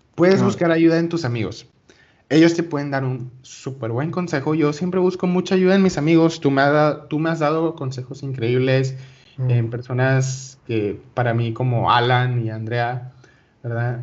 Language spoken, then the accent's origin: Spanish; Venezuela; yo soy de Venezuela.